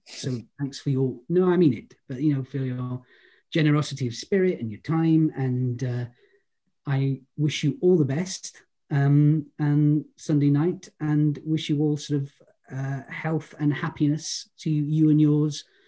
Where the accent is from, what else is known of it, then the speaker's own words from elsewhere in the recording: Holyhead, Wales, United Kingdom; I'm from Holyhead